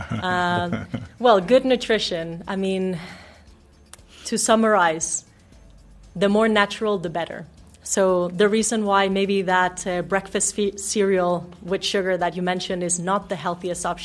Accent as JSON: {"language": "English", "country": "Denmark", "also_born_or_lived": "Mexico", "lives_now": "South Africa", "said": "No, I'm actually from Denmark and Mexico."}